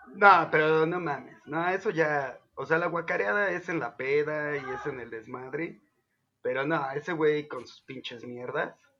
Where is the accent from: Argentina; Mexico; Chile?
Mexico; Zapopan, Jalisco; soy el, extranjero de Zapopan